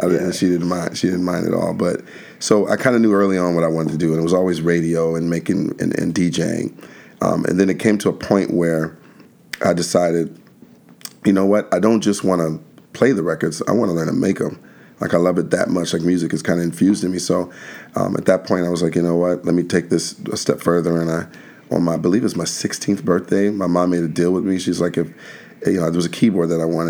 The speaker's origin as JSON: {"language": "English", "town": "Alexandria", "region": "Virginia", "country": "United States", "tie": "born or raised there", "said": "I'm originally from Washington D.C. area, a little town outside of D.C. called Alexandria, Virginia"}